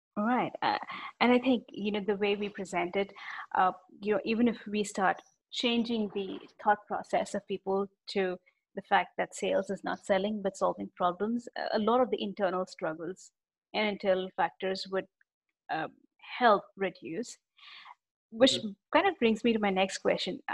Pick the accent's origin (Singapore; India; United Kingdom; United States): India; being an Indian